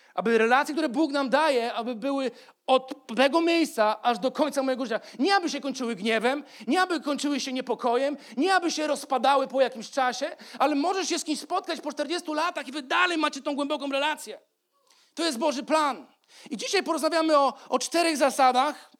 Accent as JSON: {"language": "Polish", "country": "Poland"}